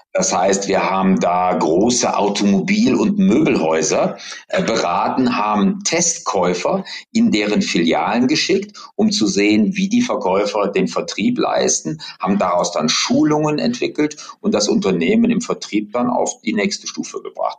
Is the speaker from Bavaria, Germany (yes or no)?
no; Bonn, North Rhine-Westphalia, Germany; moved away as an adult; now in Hamburg, Germany; bin aber gebürtiger Rheinländer tatsächlich, komme aus der ehemaligen Bundeshauptstadt Bonn. Aufgewachsen bin ich dort